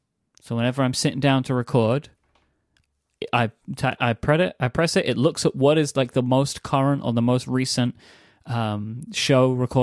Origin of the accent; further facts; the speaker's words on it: United Kingdom; now in United States; I'm the British person suggesting this.